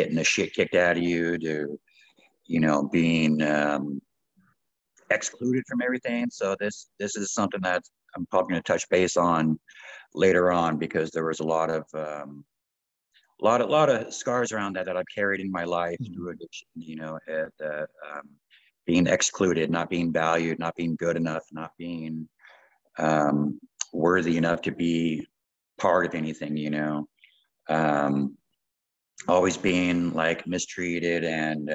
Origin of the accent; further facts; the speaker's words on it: right outside of Los Angeles, Southern California, United States; moved away as an adult; also born or lived in Calgary, Canada; now in Canada; born and raised in Southern California, basically LA, right outside